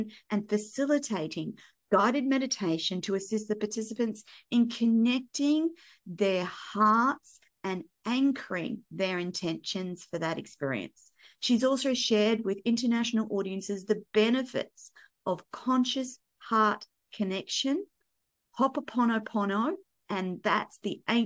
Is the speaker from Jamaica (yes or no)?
no; Australia; as an Australian